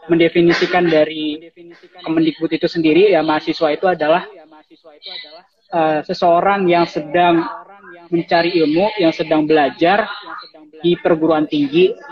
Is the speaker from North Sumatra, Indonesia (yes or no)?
no; Cilegon, Banten, Indonesia; also born or lived in Serang; Terus uh, saya asalnya dari Cilegon Banten tapi saya lahir di Serang.